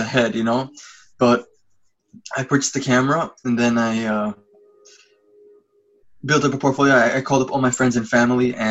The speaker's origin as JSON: {"language": "English", "town": "New York City", "region": "New York", "country": "United States", "tie": "born or raised there", "moved": "as an adult", "lives_now": "Los Angeles, United States", "said": "I was born and raised in Brooklyn and the youngest of 10"}